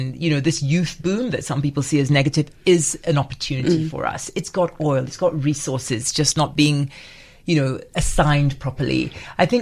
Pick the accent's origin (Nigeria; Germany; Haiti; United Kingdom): Nigeria; now in South Africa; I'm married to a Zimbabwean, so a Nigerian married to a Zimbabwean